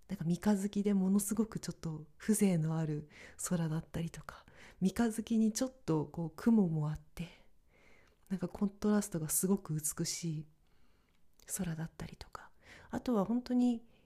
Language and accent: Japanese; northern Japan, Japan; moved away; 北国の出身だからというのもあるのか